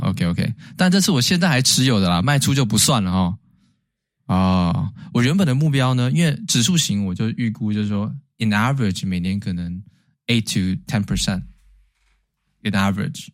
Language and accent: Chinese; Taiwan; 也许我们台湾人很多人也有日本的这个DNA在里面